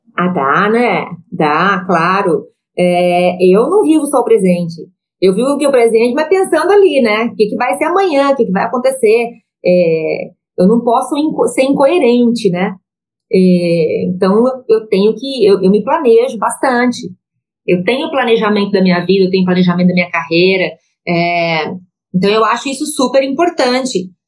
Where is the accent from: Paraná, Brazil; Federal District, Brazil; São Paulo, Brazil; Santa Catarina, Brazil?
Santa Catarina, Brazil; Joinville; sou catarinense, nascida em Joinville